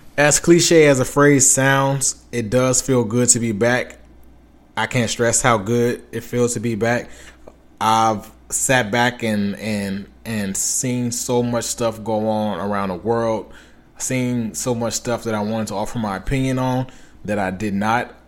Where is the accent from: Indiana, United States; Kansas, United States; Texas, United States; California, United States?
California, United States; Los Angeles; I'm from Los Angeles, California, or from the area within Los Angeles, Los Angeles, California.